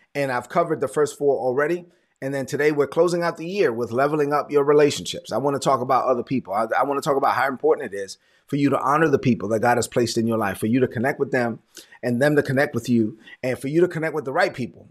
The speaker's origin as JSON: {"language": "English", "town": "New York City", "region": "New York", "country": "United States", "said": "So I'm a son of immigrant parents from the Dominican Republic. I'm from Brooklyn"}